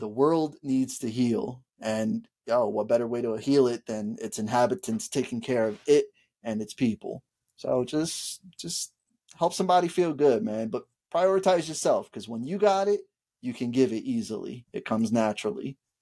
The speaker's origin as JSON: {"language": "English", "town": "Bridgeport", "region": "Connecticut", "country": "United States", "tie": "born or raised there", "said": "growing up in Bridgeport, Connecticut"}